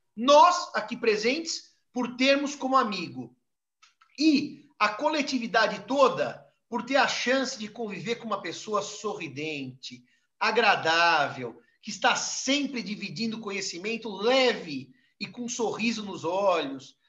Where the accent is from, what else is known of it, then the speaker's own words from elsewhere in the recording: São Paulo, Brazil; Eu, infelizmente, não sou paraibano, sou paulistano